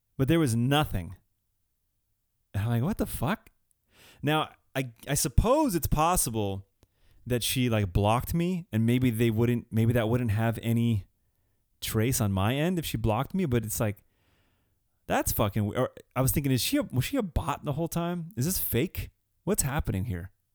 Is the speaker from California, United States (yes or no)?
yes; Southern California, United States; Southern California